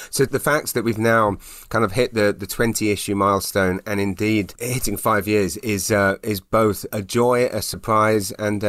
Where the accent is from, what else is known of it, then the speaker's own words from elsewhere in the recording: United Kingdom; now in Canada; I still, when I'm introducing myself, hi, I'm British, and I'm like, oh, and Canadian.